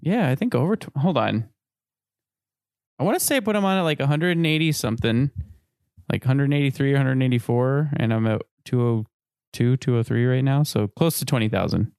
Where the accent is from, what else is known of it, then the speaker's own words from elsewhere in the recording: Midwest, United States; we're both from the Midwest